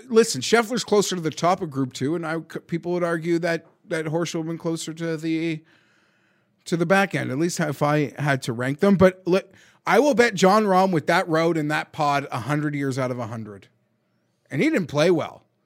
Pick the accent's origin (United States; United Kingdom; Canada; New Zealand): Canada; we're Canadian